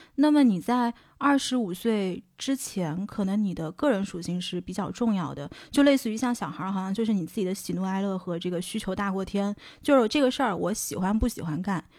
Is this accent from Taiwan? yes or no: no; China; moved away as an adult; also born or lived in Boston, United States; 是不是因为我是中国人